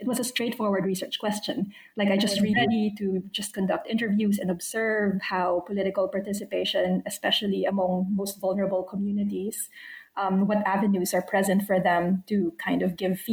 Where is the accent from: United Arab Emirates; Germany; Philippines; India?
Philippines; moved away as an adult; also born or lived in United States / United Kingdom / Australia; now in Canberra, Australia; I was born and raised in the Philippines, but I've spent my adult life living elsewhere in the US, in the UK, and now Australia.